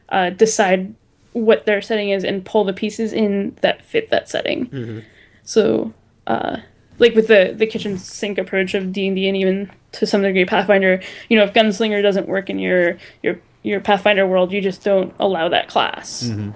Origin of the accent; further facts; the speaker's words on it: Japan; why should I concentrate on medieval Europe when I am from Japan and that's my ancestry?